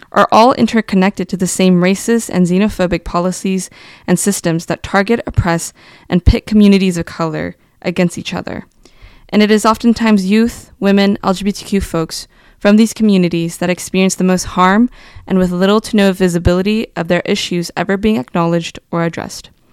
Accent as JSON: {"language": "English", "town": "Fresno", "region": "California", "country": "United States", "tie": "born or raised there", "also_born_or_lived": "Suisun City, California", "moved": "as an adult", "lives_now": "Sacramento, United States", "said": "My childhood was spent growing up in the Fresno region until graduating high school"}